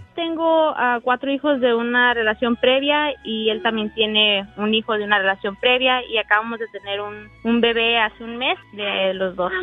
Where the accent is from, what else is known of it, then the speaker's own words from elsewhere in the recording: Los Angeles, California, United States; also born or lived in Merced, California; En Merced, California, pero me crié en Los Ángeles.